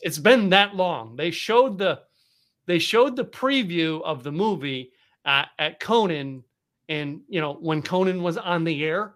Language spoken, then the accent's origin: English; Philadelphia, Pennsylvania, United States; the radio station that I grew up listening to in Philadelphia, Pennsylvania.